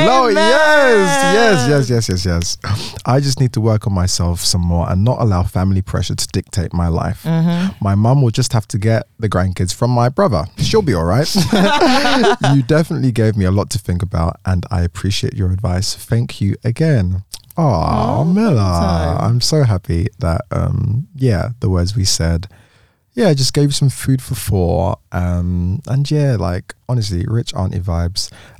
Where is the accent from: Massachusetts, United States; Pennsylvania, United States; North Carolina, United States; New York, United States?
Massachusetts, United States; Boston; I'm 22. My pronouns are she, her. I'm bisexual and black. I'm from Boston, Massachusetts, USA.